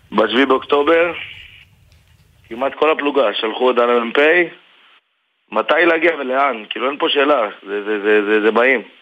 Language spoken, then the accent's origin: Hebrew; Lod, Central District, Israel; מלוד, כן, אני מלוד.